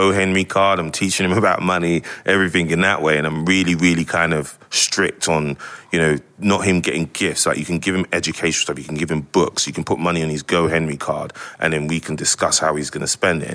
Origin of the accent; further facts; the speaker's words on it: London, United Kingdom; moved away as an adult; I grew up in North London and Edmonton